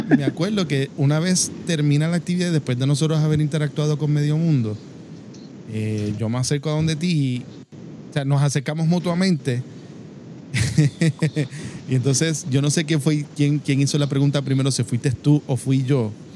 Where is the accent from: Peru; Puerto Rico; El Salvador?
Puerto Rico; Cidra; also born or lived in Caguas, Puerto Rico; mi familia es de Sidra. Eh, campo al fin, sabes, nos mudamos eventualmente